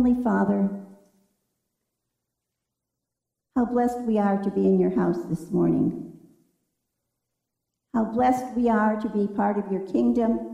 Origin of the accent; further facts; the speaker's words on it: Michigan, United States; moved away; that's a pretty good state because that's my home state